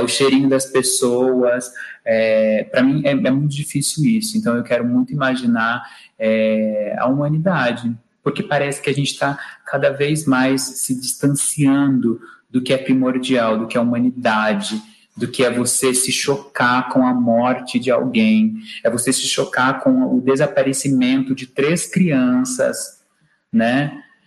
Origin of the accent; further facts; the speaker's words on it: Brazil; nós brasileiros falamos português